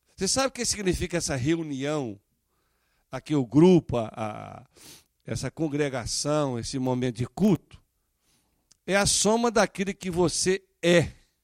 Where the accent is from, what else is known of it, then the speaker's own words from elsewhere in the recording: Brazil; moved away; somos brasileiros